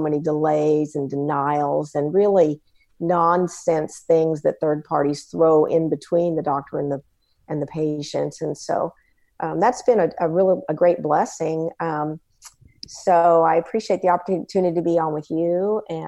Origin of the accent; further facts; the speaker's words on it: San Antonio, Texas, United States; I'm from San Antonio, Texas, and I'm an ophthalmologist and ophthalmic surgeon